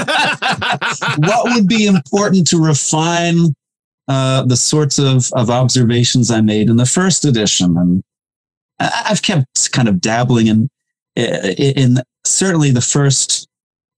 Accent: New Jersey, United States; I grew up in New Jersey

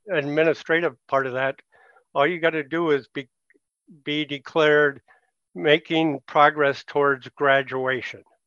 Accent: Richfield, Minnesota, United States; growing up in Richfield in the seventies

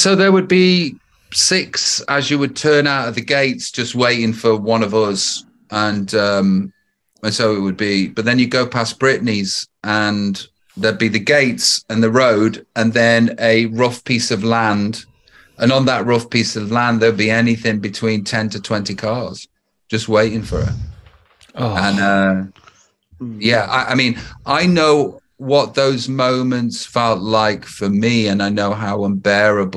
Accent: Stoke-on-Trent, West Midlands, United Kingdom; moved away as an adult; also born or lived in Los Angeles; I'm from Stoke-on-Trent

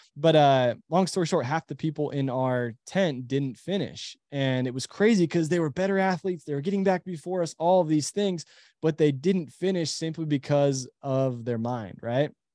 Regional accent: Utah, United States; we live in Utah, we're from Utah

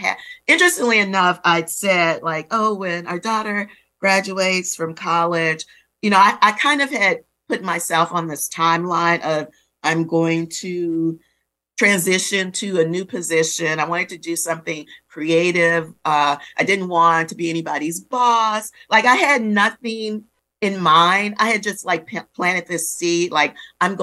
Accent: New Orleans, Louisiana, United States; I'm a girl of the Gulf Coast, born and raised in New Orleans.

